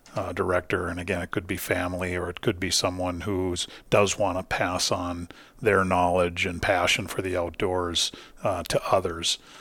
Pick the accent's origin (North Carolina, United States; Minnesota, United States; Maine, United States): Minnesota, United States; Duluth; originally, I grew up in, uh, Duluth, Minnesota